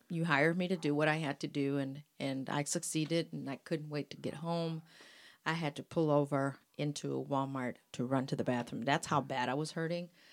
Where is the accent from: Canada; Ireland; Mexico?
Mexico; moved away; that's my culture, that's my music, I'm from Mexico